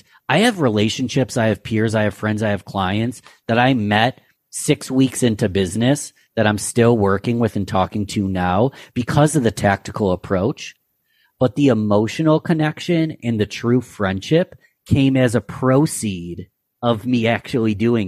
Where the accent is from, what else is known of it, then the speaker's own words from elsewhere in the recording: Rochester, New York, United States; my Rochester, New York, my hometown